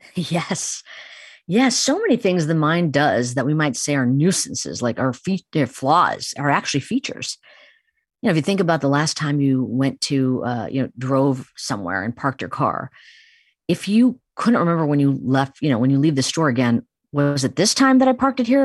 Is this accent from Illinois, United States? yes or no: yes; Chicago, Illinois, United States; I grew up in Chicago, but have very much Indian tradition permeated my upbringing